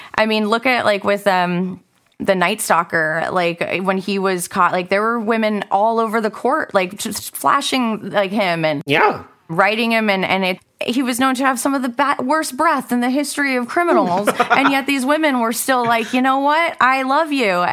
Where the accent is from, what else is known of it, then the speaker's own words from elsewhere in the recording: Northern California, United States; I grew up in California, Northern California specifically